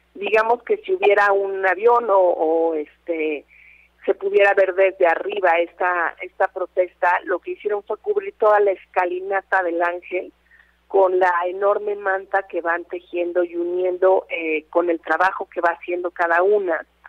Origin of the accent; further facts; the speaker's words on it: Mexico; Somos todas las mexicanas y los mexicanos